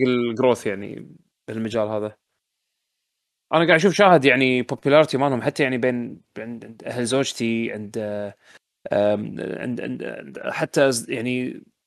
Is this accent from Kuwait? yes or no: yes; Kuwait; عندنا بالكويت